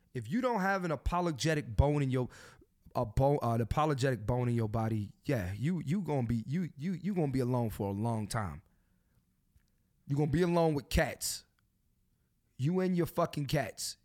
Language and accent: English; Philadelphia, Pennsylvania, United States; I'm from Philly.